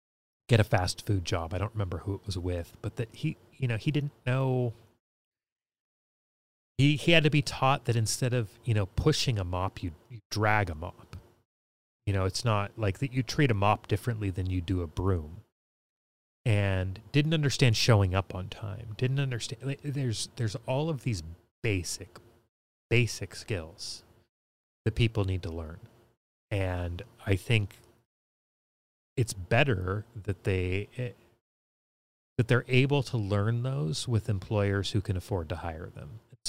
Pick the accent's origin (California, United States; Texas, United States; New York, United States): California, United States; I grew up here in California listening to Loveline and Adam Carolla